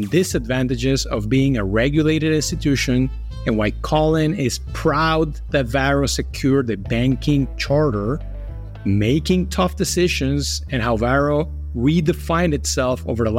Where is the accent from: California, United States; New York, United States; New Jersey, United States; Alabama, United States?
New York, United States; I argue as a New Yorker that New York is the capital of fintech